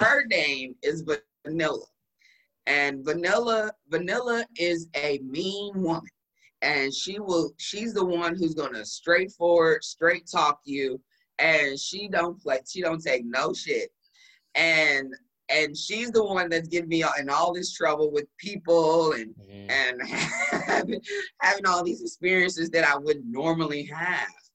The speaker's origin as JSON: {"language": "English", "town": "Dallas", "region": "Texas", "country": "United States", "tie": "born or raised there", "also_born_or_lived": "St. Louis", "moved": "as an adult", "said": "I moved here back to Dallas. This is my hometown"}